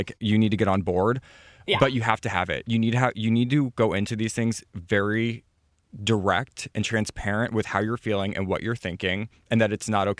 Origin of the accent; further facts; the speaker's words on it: Midwest, United States; And I come from the Midwest, so I'm in the same position as you are